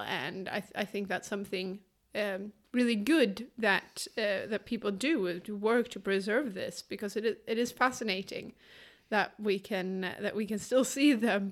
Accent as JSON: {"language": "English", "region": "Skåne", "country": "Sweden", "said": "I'm from Skåne myself and I, I never miss an opportunity to be a little bit patriotic about our province"}